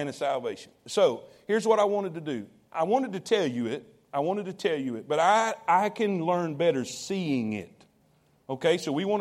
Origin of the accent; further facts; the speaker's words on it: Fort Pierce, Florida, United States; moved away; I grew up in South Florida, Fort Pierce, Florida.